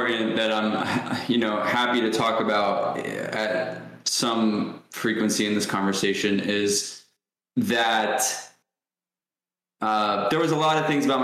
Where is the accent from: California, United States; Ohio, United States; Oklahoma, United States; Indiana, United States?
Ohio, United States; also born or lived in New York; I grew up in New York till the age of 6 and then moved to Ohio.